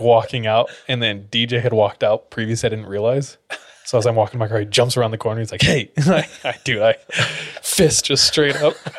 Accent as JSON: {"language": "English", "region": "California", "country": "United States", "tie": "born or raised there", "said": "where I grew up in California is the Orange Capital of, like, the world."}